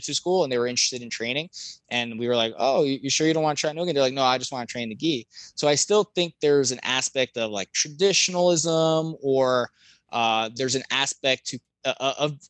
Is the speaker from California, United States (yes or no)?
no; Jersey Shore, New Jersey, United States; I'm from the Jersey Shore. I was born and raised on the Jersey Shore